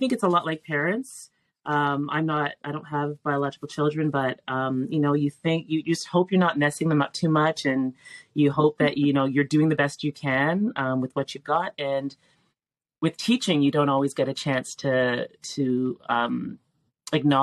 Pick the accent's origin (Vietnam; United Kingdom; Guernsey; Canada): Canada; Toronto, Ontario; I grew up in North York